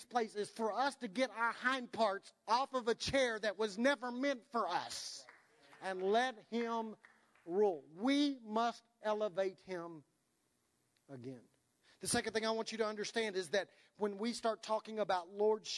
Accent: United States; we're American

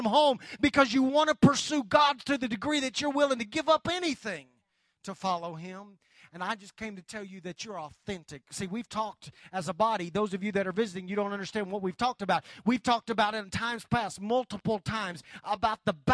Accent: United States; as American Christians

